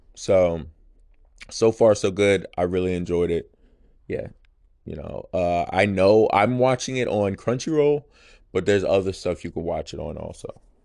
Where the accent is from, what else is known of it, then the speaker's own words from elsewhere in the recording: United States; I'm American